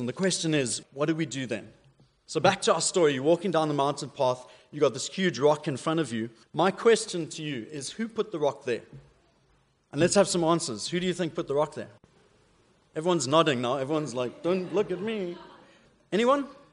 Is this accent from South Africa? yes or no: yes; South Africa; accent: South African; moved away; my South African accent's a bit weird